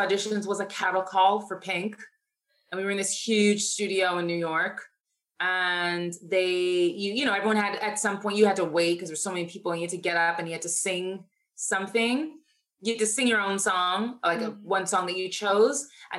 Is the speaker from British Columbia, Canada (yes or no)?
no; Toronto, Ontario, Canada; moved away as an adult; also born or lived in United States; I was living in Toronto, born and raised in Toronto.